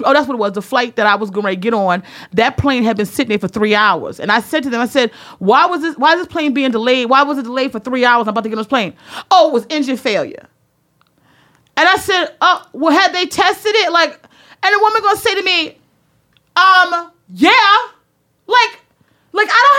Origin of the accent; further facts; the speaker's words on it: the North, United States; I'm from the North